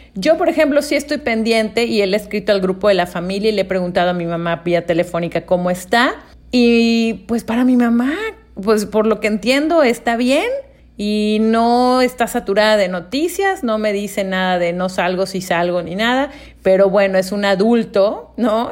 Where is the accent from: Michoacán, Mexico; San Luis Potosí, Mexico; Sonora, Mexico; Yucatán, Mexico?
Yucatán, Mexico; Mérida; yo nací en Mérida, Yucatán